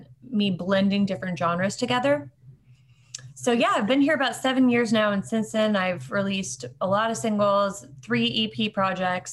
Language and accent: English; Jacksonville, Florida, United States; moved away as an adult; now in Nashville, United States; I'm from Jacksonville, Florida originally